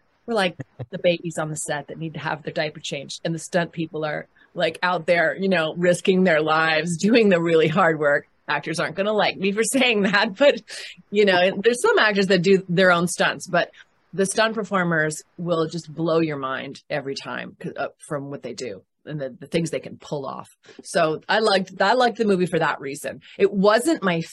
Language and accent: English; Canada; moved away; I am from Canada originally. I'm born in Canada